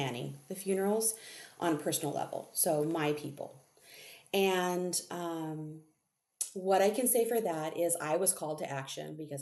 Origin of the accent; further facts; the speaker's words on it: Southern California, United States; moved away as an adult; also born or lived in Central Coast, California / high desert, California; I was born and raised in Southern California